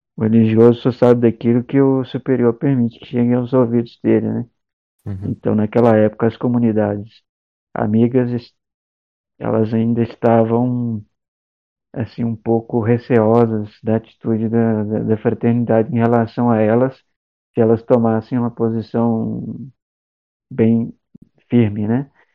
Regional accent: Sabará, Minas Gerais, Brazil; moved away; Eu sou de Minas, não, não contei ainda, mas eu sou de Minas, da região metropolitana de Minas, de Belo Horizonte, de, da cidade de Sabará, que é uma cidadezinha histórica

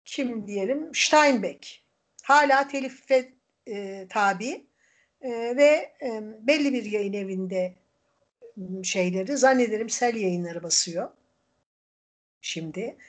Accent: Erzincan, Turkey; now in Izmir, Turkey; ben Erzincanlıyım ama tabii 40 yıldan fazladır İzmir'de yaşayınca ben, bu burası da artık benim memleketim.

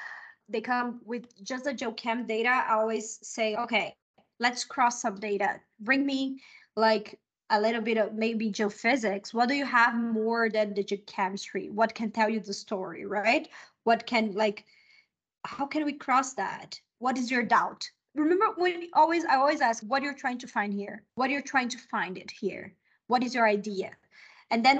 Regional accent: Brazil; first language Portuguese; English is a second language; also born or lived in United States / Mexico; now in Chile; I'm Brazilian. My first language is Portuguese.

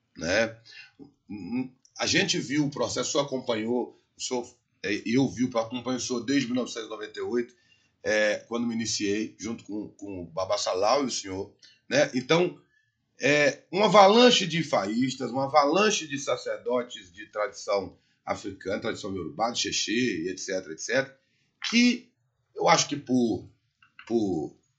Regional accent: Brazil; E eu sou brasileiro e conheço as leis do, do meu país

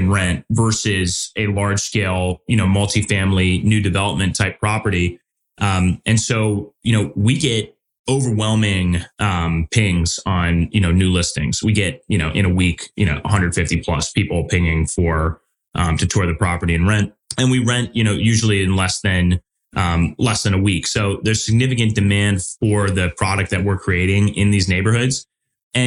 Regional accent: Midwest, United States; Being a Midwesterner

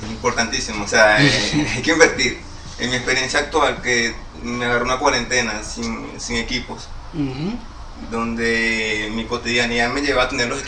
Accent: Guarenas, Miranda, Venezuela; me di cuenta que yo soy de Guarena, antes de Guarena, una persona que vive todos los días para Caracas, pues. Claro. Me di cuenta que soy guarenero

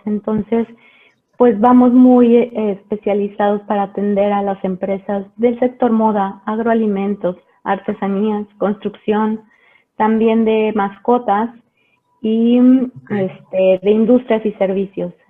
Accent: León, Guanajuato, Mexico; also born or lived in Mexico City; yo nací en la Ciudad de México hace 35 años. Eh, pero bueno, me vine muy chica a vivir aquí a la ciudad de León, Guanajuato, entonces soy leonesa y guanajuatense de corazón.

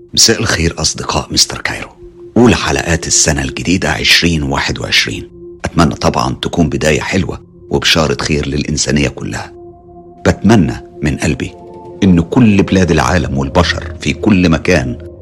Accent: Morocco; من المغرب

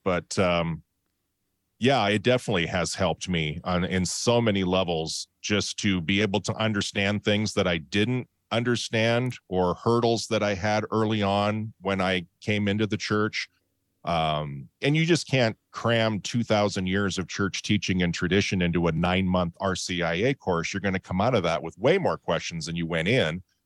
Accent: Montana, United States; now in Boise, Idaho, United States; I grew up in Montana

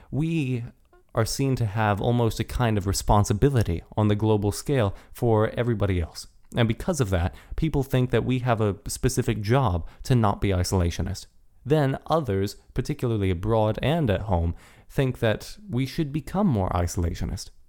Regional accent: United States; We are American

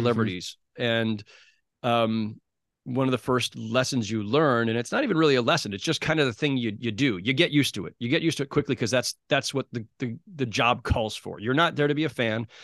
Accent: San Jose, California, United States; moved away as an adult; also born or lived in Los Angeles / New York; as a kid growing up in San Jose, California

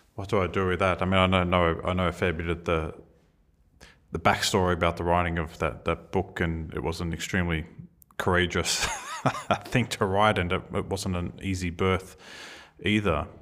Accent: Australia

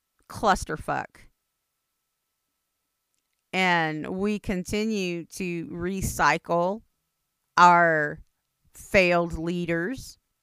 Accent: United States; It's just like, Indians don't make anything easy. I'm Indian, I know.

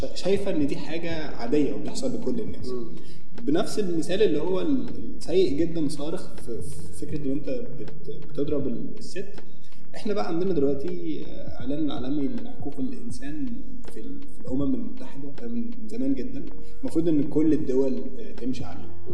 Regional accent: Egypt

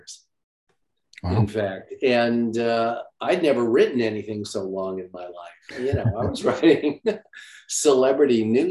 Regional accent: Los Angeles, California, United States; moved away as an adult; now in New York City, United States; I grew up in Los Angeles

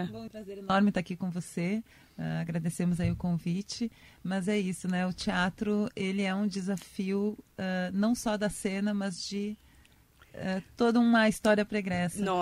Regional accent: Santa Maria, Rio Grande do Sul, Brazil; now in São Paulo, Brazil; É, eu, eu sou de Santa Maria, né? Rio Grande do Sul. Eu estudei artes cênicas lá na Federal de Santa Maria.

